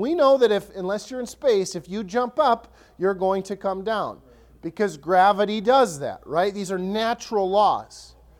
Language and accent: English; Ellsworth, Wisconsin, United States; now in Lakeland, United States; My hometown, Ellsworth, small town